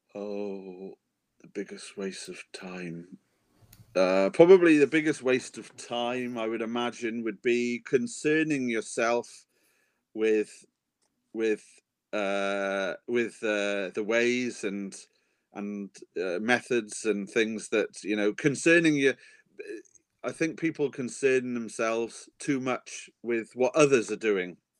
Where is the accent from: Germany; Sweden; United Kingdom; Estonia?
United Kingdom; Wales; I am a Welshman, mm-hmm. and in Wales, the real men we are rugby men